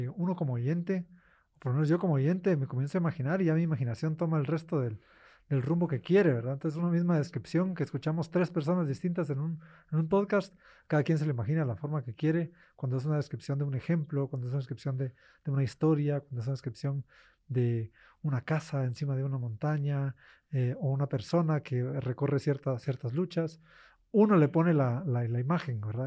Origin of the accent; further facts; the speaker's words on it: Guatemala; moved away as an adult; yo como guatemalteco en el extranjero